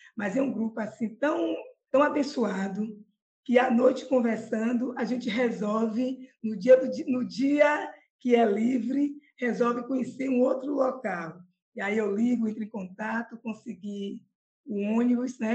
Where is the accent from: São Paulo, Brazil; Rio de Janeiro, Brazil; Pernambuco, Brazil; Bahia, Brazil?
Bahia, Brazil; Salvador; eu sou de Salvador, eu tenho 57 anos e sou simplesmente apaixonada pela minha terra